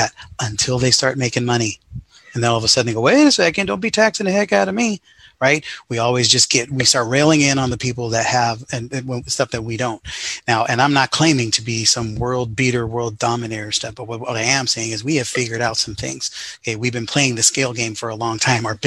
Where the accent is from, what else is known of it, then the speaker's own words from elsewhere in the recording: Sacramento, California, United States; growing up in the Sacramento area